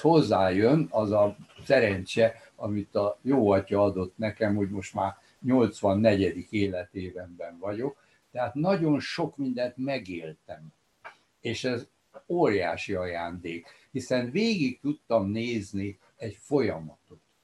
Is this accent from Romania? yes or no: yes; Cluj-Napoca, Cluj County, Romania; now in Budapest, Hungary; amikor születtem 1937-ben, akkor Korosvár, a szülővárosom az Romániához tartozott